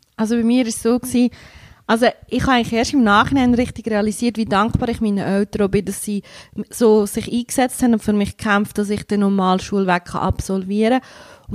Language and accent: German; Entlebuch, Lucerne, Switzerland; now in Wauwil, Switzerland; komme aus Wauwil, aber ursprünglich bin ich im Entlebuch aufgewachsen